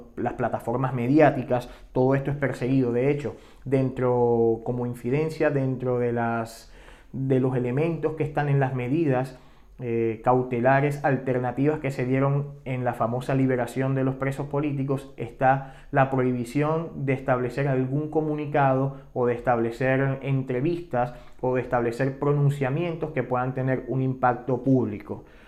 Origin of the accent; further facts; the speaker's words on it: Venezuela; moved away; como venezolanos, tanto los que siguen en Venezuela como los que hemos tenido que emigrar